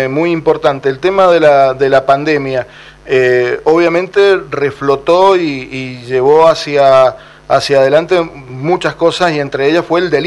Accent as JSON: {"language": "Spanish", "region": "San Juan", "country": "Argentina", "said": "Yo soy sanjuanino"}